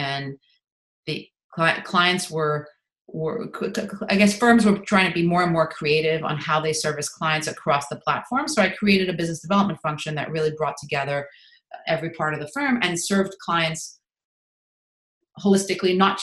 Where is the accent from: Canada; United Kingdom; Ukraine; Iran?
Canada; Montreal, Quebec; moved away; I'm originally from Montreal